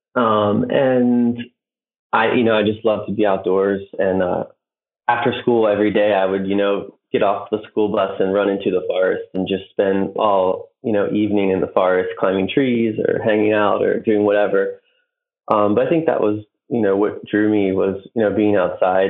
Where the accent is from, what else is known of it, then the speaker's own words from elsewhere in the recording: Maryland, United States; I'm from the East Coast, Maryland, which there's not a ton of climbing outside